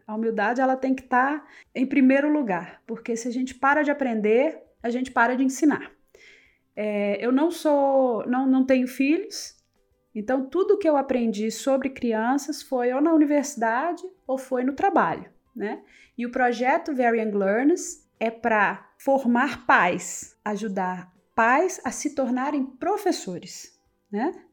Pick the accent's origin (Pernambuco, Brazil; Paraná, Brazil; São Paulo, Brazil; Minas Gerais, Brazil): Minas Gerais, Brazil; north of; moved away as an adult; also born or lived in Montes Claros, Brazil / London, United Kingdom; Eu sou de, do norte de Minas